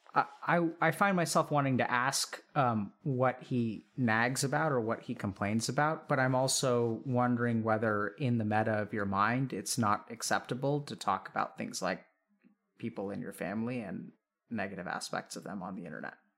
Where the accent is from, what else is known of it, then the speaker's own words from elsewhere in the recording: India; I'm Indian